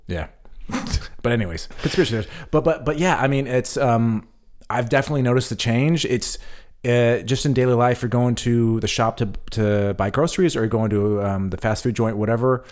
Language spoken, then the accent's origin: English; United States; moved away as an adult; now in Germany; America is my home. Um, I am an American still